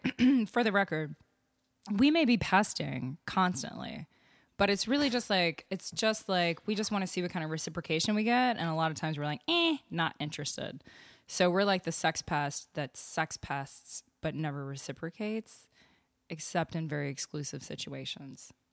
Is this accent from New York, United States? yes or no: no; Austin, Texas, United States; also born or lived in Vermont; I'm from, uh, Austin, born and raised.